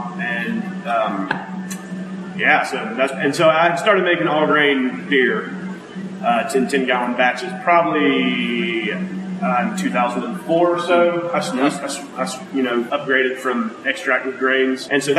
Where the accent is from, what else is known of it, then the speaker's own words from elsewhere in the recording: Haralson County, Georgia, United States; I grew up in Harrelson County, Georgia, which is northwest of here a little ways.